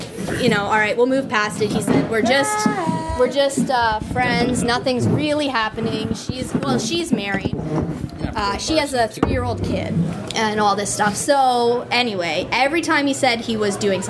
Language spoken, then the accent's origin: English; Collingwood, Ontario, Canada; now in Guelph, Canada; I live in Guelph and I'm from Collingwood.